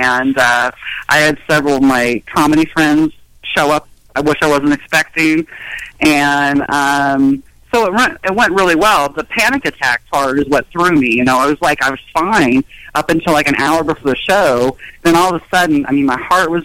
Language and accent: English; Rancho Cucamonga, California, United States; now in Dayton, United States; I grew up in Rancho Cucamonga